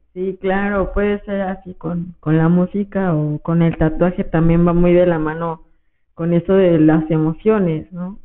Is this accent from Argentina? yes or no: no; Mexico; crecí ahí en San Ramón